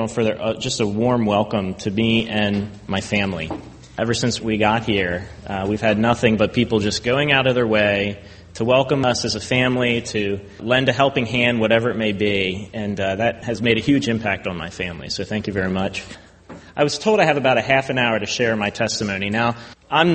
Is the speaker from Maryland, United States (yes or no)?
yes; Baltimore, Maryland, United States; I grew up in Baltimore, so I am a Ravens fan